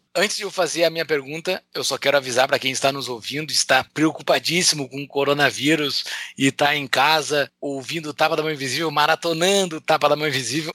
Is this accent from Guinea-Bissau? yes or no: no; Brazil; eu sou eu sou brasileiro